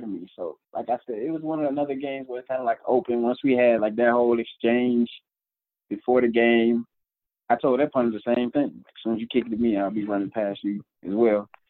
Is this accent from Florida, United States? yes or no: yes; Tampa, Florida, United States; moved away; just being back home in Tampa